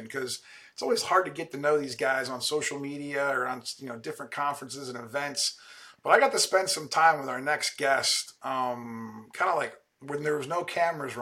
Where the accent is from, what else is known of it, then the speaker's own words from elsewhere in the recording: Canton, Ohio, United States; I'm from Canton, Ohio